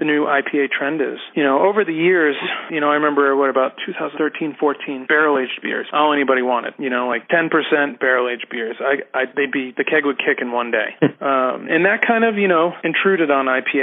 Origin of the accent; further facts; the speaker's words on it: Massachusetts, United States; moved away as an adult; now in Denver, United States; I'm originally from Massachusetts